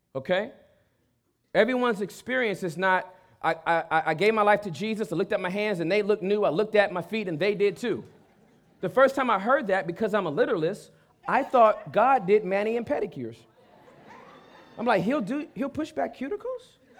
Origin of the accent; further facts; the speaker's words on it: Los Angeles, California, United States; I'm from Southern California. I'm from